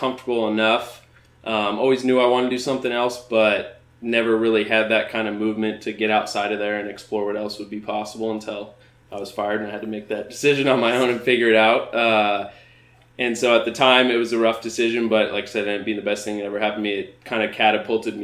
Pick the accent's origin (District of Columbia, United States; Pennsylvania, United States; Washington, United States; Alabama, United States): Washington, United States; Spokane; moved away as an adult; now in Seattle area, United States; I grew up in the Spokane area, played sports my whole life